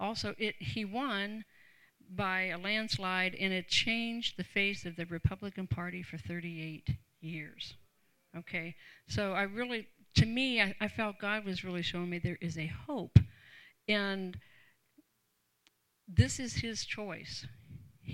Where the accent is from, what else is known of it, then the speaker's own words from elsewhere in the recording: Canton, Ohio, United States; I grew up in Canton, Ohio, home to the Pro Football Hall of Fame